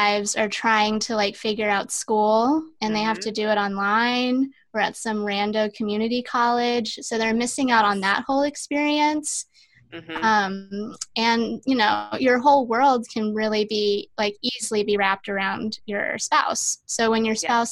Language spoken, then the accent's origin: English; Oklahoma, United States; moved away as an adult; also born or lived in New York City, United States; now in New Bern, United States; I'm from all over the place. I mean, I grew up in Oklahoma